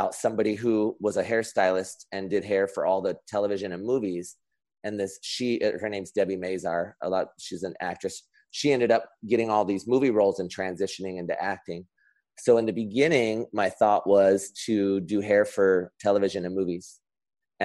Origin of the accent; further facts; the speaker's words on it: Anaheim, California, United States; also born or lived in Los Angeles; I'm actually one of the few people that was born and raised in California, where I still reside. So I grew up in Orange County. So I grew up in the Anaheim area, like by Disneyland.